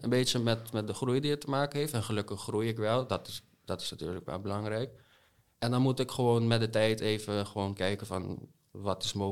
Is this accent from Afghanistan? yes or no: no; Curaçao; accent: buitenlands accent; also born or lived in United States; now in Netherlands; Hoe ik kom uit Curaçao. Oké. Ja, ook een paar in de States geweest, dus ik gebruik nog altijd veel te veel Engelse woorden tussen Nederlands.